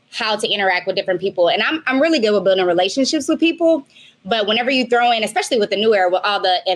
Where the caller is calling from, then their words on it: Maui, Hawaii, United States; I am calling you from Maui, Hawaii.